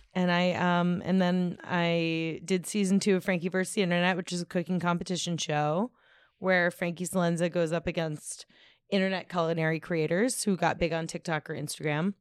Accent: Washington, District of Columbia, United States; born or raised there; moved away

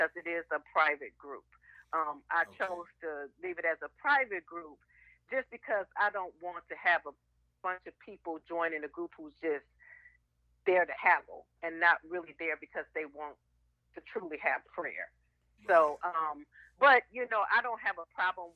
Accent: Muskegon, Michigan, United States; I grew up in Muskegon, Michigan

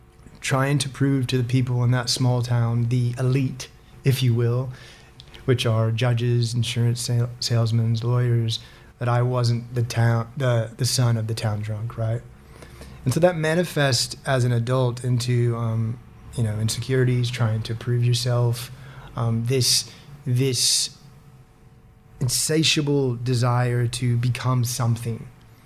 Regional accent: Griggsville, Illinois, United States; moved away; So I am an American. My accent, you may or may not be able to tell. I've been here 15 years now, and so my accent's a little bit all over the shop. I grew up in a small town, 1,300 people, called Griggsville, Illinois.

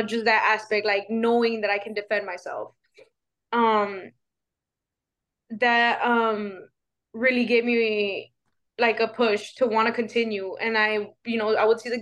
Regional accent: Laredo, Texas, United States; I'm from Laredo, Texas

